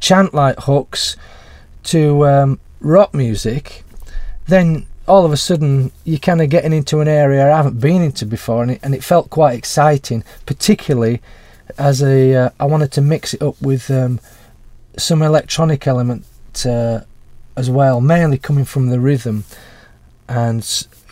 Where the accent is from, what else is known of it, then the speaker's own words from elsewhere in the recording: Huddersfield, Yorkshire and the Humber, United Kingdom; my hometown in Huddersfield